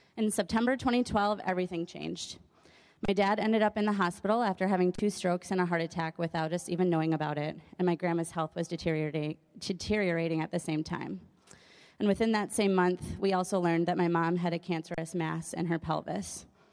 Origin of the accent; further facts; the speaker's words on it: Madison, Wisconsin, United States; I was born in Madison in an atheist home